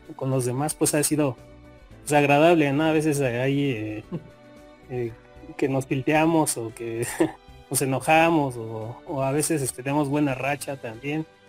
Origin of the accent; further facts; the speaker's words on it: Mexico; soy, soy de, soy de México